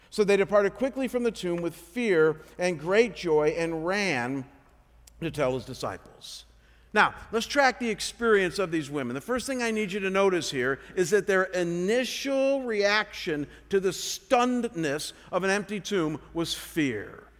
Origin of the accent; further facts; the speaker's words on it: Chagrin Falls, Ohio, United States; moved away as an adult; Cleveland, Ohio, my hometown called Chagrin Falls